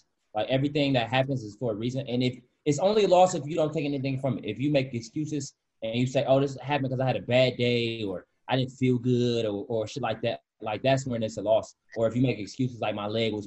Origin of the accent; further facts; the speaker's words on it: Michigan, United States; moved away; I'm from Michigan